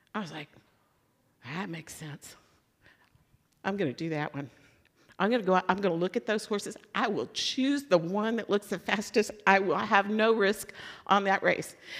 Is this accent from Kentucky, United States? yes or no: yes; Louisville, Kentucky, United States; so I'm from Louisville